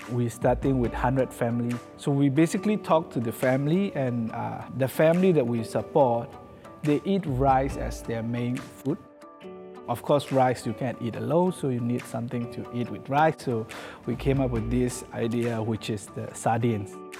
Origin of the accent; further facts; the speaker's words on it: Myanmar; moved away as an adult; I'm from Myanmar. I came here ten years ago, and I live here as a refugee.